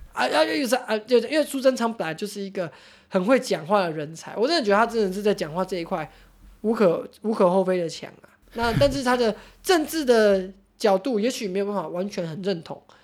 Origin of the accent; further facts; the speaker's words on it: Taichung, Taiwan; 我们台中人，可是人手配枪欸